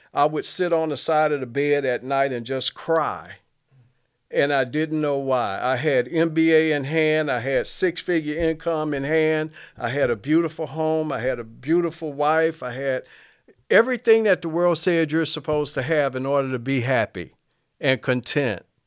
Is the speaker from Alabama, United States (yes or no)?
yes; Mobile, Alabama, United States; I grew up in Mobile